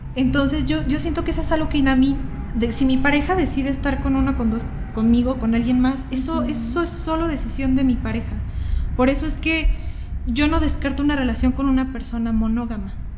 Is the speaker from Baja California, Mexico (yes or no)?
no; Guadalajara, Jalisco, Mexico; moved away as an adult; now in Mexico City, Mexico; yo soy de Guadalajara